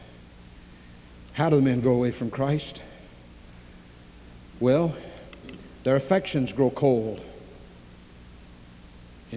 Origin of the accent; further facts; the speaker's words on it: Louisville, Kentucky, United States; I grew up in Louisville